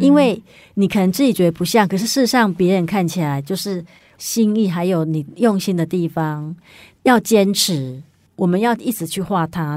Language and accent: Chinese; Yilan County, Taiwan; moved away; 我回宜兰的时候呢，因为我是宜兰人嘛，然后有时候会回去看爸， 爸爸妈妈